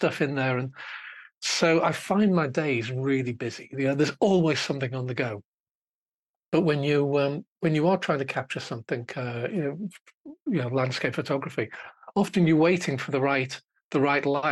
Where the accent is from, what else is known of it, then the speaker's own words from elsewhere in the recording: Liverpool, North West England, United Kingdom; moved away; I grew up in Liverpool, and it's football, red or blue, and nothing else whatsoever